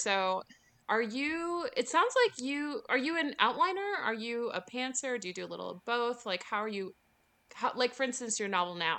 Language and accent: English; Chicago, Illinois, United States; moved away; I'm from Chicago originally, but okay, my grandparents are from the UP.